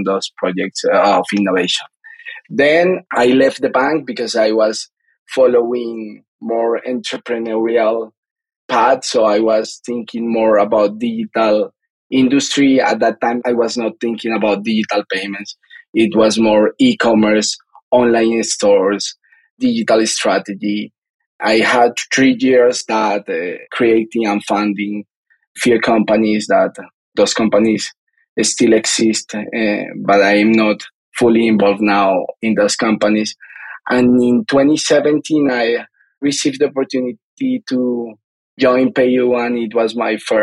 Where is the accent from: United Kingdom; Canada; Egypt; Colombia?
Colombia; Bogotá; I'm a Colombian guy. I grew up in Bogota, in the capital city of Colombia